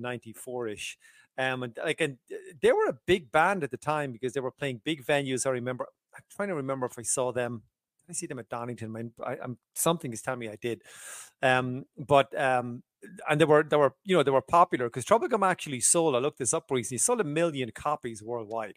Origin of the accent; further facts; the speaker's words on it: Ireland; I'm from Southern Ireland